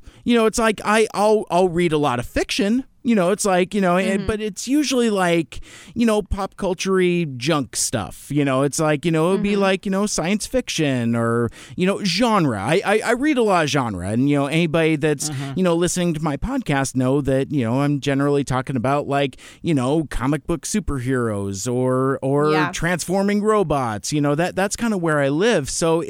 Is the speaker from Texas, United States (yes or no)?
no; Seattle, Washington, United States; I've lived here along the I-5 corridor my entire life. I was raised mostly in the North End, in you know kind of a Linwood area.